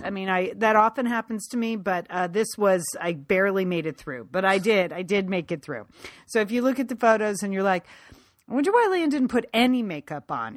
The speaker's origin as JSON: {"language": "English", "town": "Pasadena", "region": "California", "country": "United States", "tie": "born or raised there", "said": "Romans is my hometown bookstore. It's the oldest independent bookstore in Southern California."}